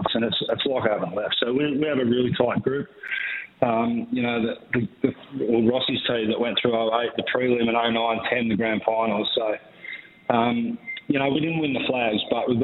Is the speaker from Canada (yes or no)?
no; Albury, New South Wales, Australia; We grew up in Albury together